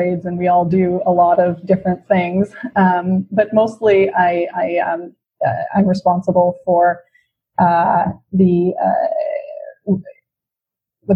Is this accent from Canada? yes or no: yes; Vancouver, British Columbia, Canada; also born or lived in Toronto; I'm originally from Vancouver, born and raised